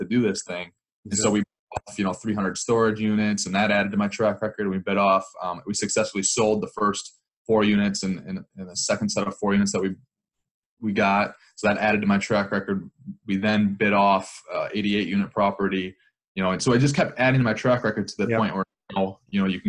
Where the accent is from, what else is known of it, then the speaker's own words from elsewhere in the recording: Wisconsin, United States; I'm from Wisconsin, so in this area.